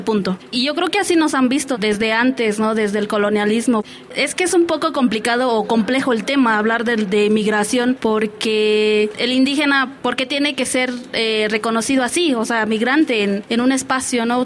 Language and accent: Spanish; Mexico; yo soy parte de este país